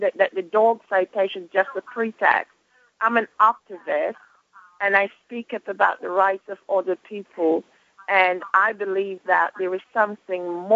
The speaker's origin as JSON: {"language": "English", "region": "Georgia", "country": "United States", "said": "I am from Georgia"}